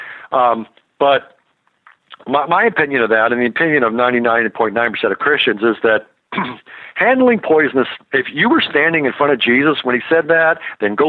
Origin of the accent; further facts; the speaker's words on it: Kentucky, United States; I grew up in Kentucky